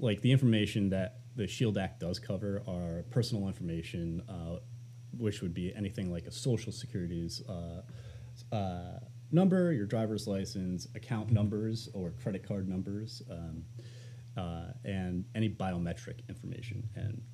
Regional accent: upstate New York, United States; moved away; I've been spending some time upstate to get away from the pandemic. And then I realized how small my hometown actually was

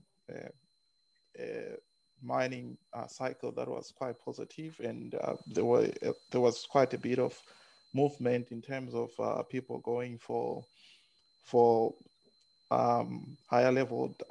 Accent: Zimbabwe; now in Brisbane, Australia; I was born in Zimbabwe. I'm Zimbabwean and did most of my early education in Zimbabwe.

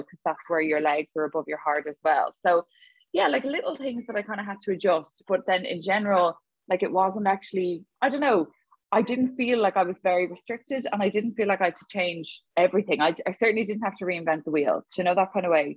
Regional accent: Dublin, Leinster, Ireland; now in Galway, Ireland; I'm from Dublin, Adrian. A lot of people assume that I'm from Galway, and I'm not. I'm a dub

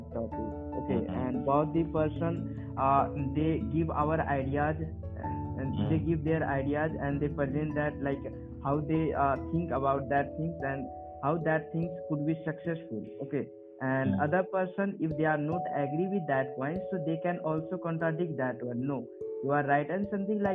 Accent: Jharkhand, India; from Jharkhand

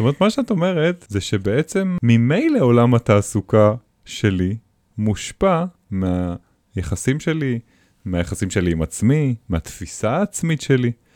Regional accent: Israel; אצלנו בישראל

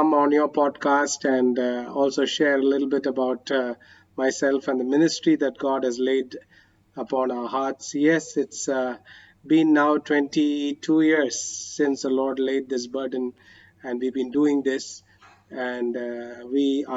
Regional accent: Chennai, Tamil Nadu, India; moved away as an adult; also born or lived in Kerala; now in Karnataka, India; I grew up in Chennai

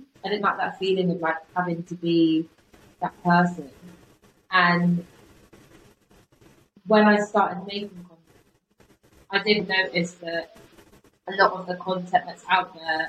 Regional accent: Bristol, South West England, United Kingdom; accent: Bristol; I'm from Bristol, but I don't have to say that anymore, because my college teacher said to me

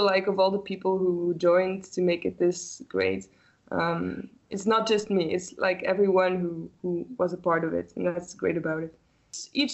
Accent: Belgium; Here in Ghent, it's in Belgium. I'm from Belgium.

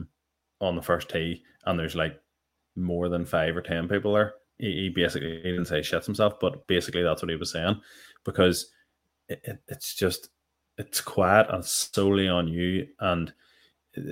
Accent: Northern Ireland, United Kingdom; we're Irish, because we're Northern Irish

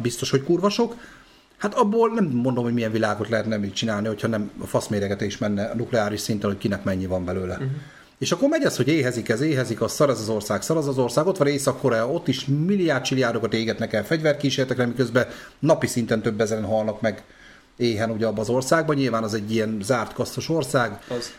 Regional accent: Debrecen, Hajdú-Bihar, Hungary; Debreceni vagyok

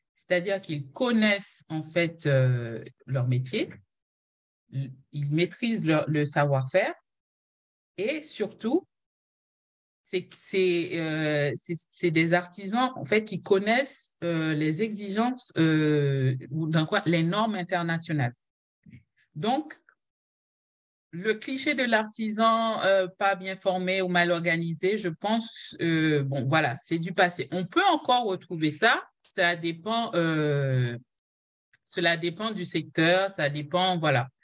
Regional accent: Jacmel, Sud-Est, Haiti; moved away as an adult; now in France; je suis haïtienne, j'ai grandi en Haïti

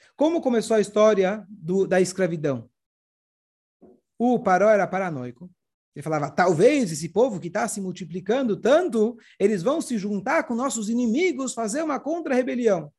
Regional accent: Brazil; also born or lived in Canada; Brasil, não sou israelense, não sou, sou Brasil

